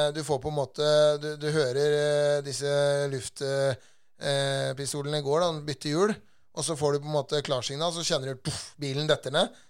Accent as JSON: {"language": "Norwegian", "country": "Norway"}